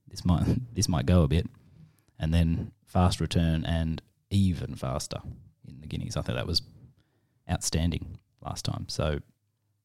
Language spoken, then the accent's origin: English; Australia; as an Aussie